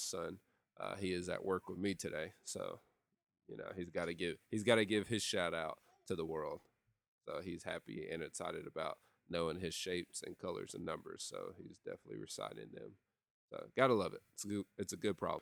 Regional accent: Lexington, Tennessee, United States; moved away; when I pull into my hometown, there is two songs that I play every time, kind of like as a theme song as I'm driving into Lexington, Tennessee.

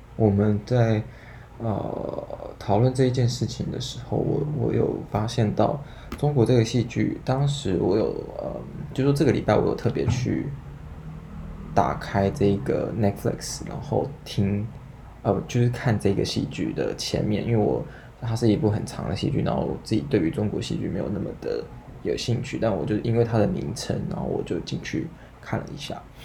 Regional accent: Taiwan; 以台湾来说是第三母语啦，就你爱的可能有会客家、好好台语，然后中文，那所以就会再多会英文

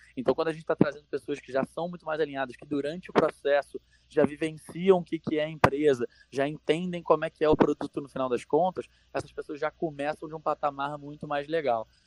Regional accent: Rio de Janeiro, Brazil; moved away as an adult; now in São Paulo, Brazil; sou carioca, hoje moro aqui em São Paulo

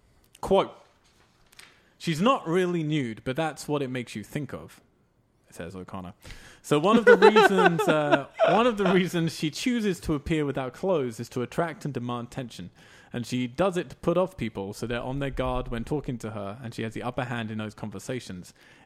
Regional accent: England, United Kingdom; I'm English.

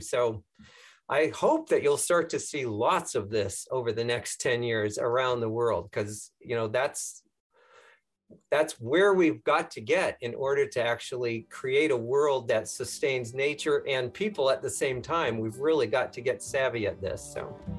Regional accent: south of Denver, Colorado, United States; I grew up in Colorado, um, south of Denver, out on the prairies

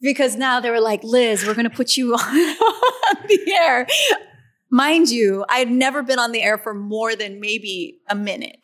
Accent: Riverside, California, United States; I started playing in my hometown.

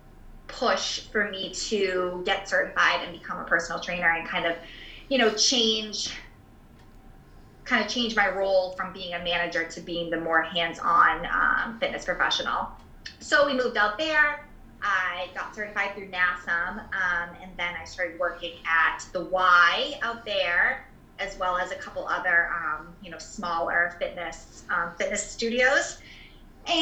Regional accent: Boston, Massachusetts, United States; moved away as an adult; also born or lived in Rhode Island / Wisconsin; now in Rochester, United States; we are both from the Boston area

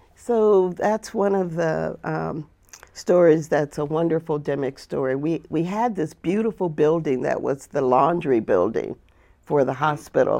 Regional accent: Flint, Michigan, United States; moved away; also born or lived in the South (US); I grew up in a place called Flint, Michigan.

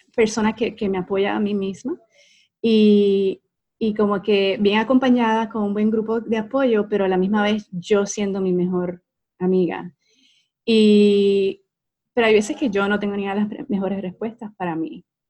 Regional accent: Puerto Rico; moved away as an adult; also born or lived in Utah, United States; now in Dallas, United States; una muchacha común, nacida y criada en Puerto Rico

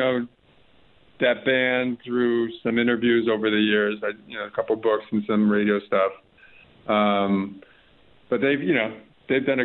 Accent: Los Angeles, California, United States; I'm from Los Angeles, the Hollywood Hills

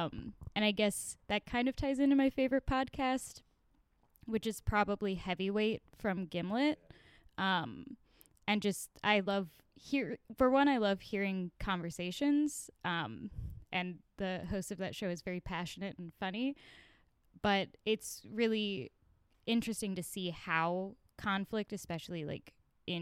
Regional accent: Florida, United States; now in Oregon, United States; I'm writing a creative thesis focusing on growing up in Florida.

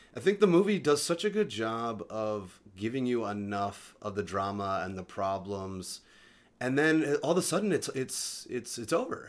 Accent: Delaware, United States; moved away as an adult; now in Los Angeles, United States; I grew up in Delaware

